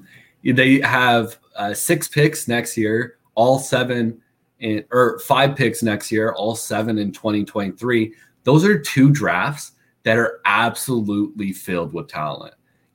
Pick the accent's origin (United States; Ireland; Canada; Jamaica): United States; Peoria, Illinois; I grew up in Peoria, Illinois